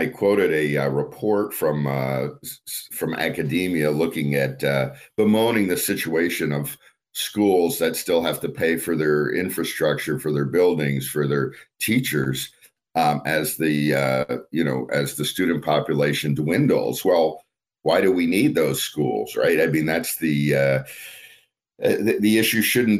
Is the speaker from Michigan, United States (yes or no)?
no; California, United States; So I'm not one of these folks who's bashing on my home state and encouraging people to leave.